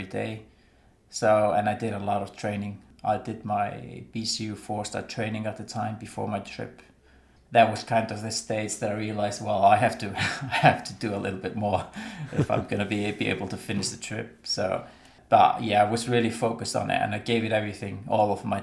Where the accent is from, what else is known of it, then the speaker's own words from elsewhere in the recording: Westfjords, Iceland; I grew up in the Vestfjords in Iceland